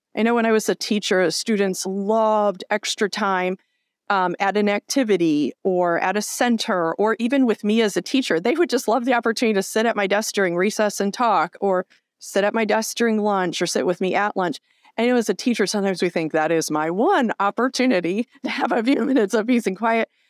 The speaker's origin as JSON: {"language": "English", "area": "near Chicago", "region": "Illinois", "country": "United States", "tie": "born or raised there", "said": "we grew up near Chicago"}